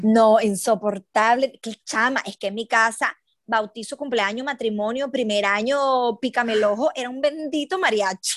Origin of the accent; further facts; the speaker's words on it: Aragua, Venezuela; moved away as an adult; also born or lived in Caracas, Venezuela / London, United Kingdom; now in Brisbane, Australia; yo no soy de Caracas, soy de, de Aragua